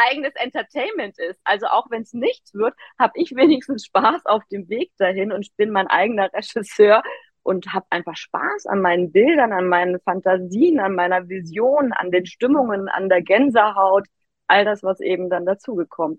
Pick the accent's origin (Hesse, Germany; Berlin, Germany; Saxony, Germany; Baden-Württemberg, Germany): Baden-Württemberg, Germany; Immenstaad am Bodensee; moved away as an adult; also born or lived in Hamburg; von Hamburg wieder in mein Heimatdorf im Immenstadt am Bodensee gezogen